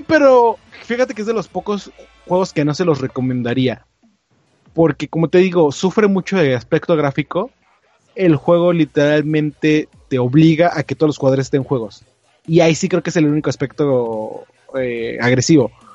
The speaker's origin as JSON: {"language": "Spanish", "country": "Mexico"}